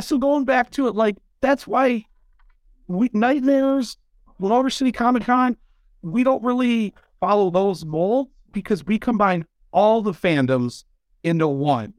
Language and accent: English; Michigan, United States; I'm from Michigan